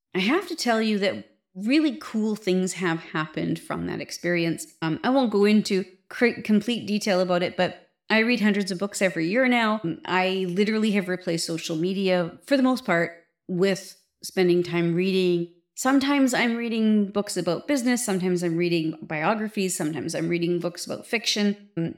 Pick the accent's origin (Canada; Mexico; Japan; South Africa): Canada; being a Canadian